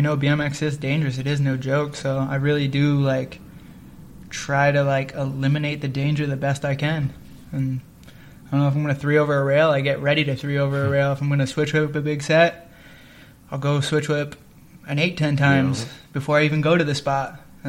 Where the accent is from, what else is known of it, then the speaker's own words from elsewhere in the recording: Toms River, New Jersey, United States; I'm from Toms River, so to me this is like a bigger thing, and I like it.